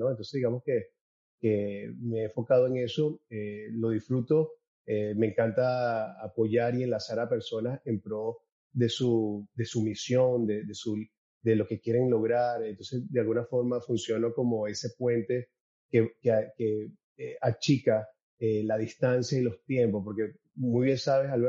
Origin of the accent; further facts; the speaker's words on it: Caracas, Capital District, Venezuela; yo, yo soy nacido en Caracas, Venezuela, venezolano. Eh, allí me desarrollé